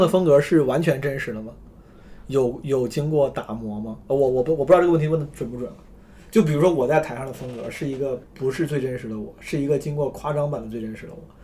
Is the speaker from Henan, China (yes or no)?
yes; Henan, China; accent: Henan dialect; 我们河南话不主贵